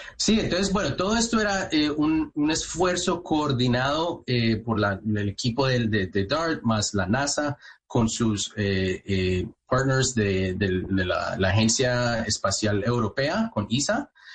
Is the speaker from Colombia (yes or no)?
yes; Manizales, Caldas, Colombia; moved away; yo nací en Manizales, eh, eh, de ahí en la parte de Caldas